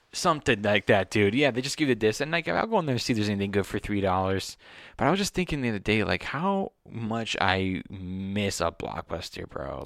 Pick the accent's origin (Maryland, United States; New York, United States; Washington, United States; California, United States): California, United States; Los Angeles; I grew up here in Sherman Oaks